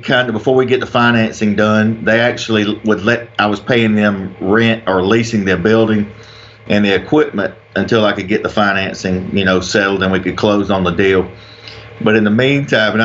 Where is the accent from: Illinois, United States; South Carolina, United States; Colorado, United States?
South Carolina, United States; Anderson or Pendleton; I'm from Anderson or Pendleton, South Carolina. I grew up here just outside of Clemson, South Carolina